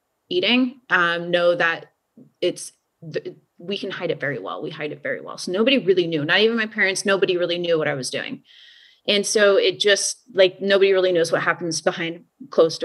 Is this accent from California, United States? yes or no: no; Omaha, Nebraska, United States; born and raised in Omaha, Nebraska